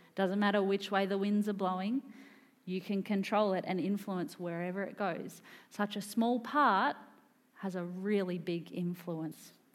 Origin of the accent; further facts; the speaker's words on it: Wesburn, Victoria, Australia; moved away as an adult; now in Queensland, Australia; this is sort of where I grew up in the Yarra Ranges.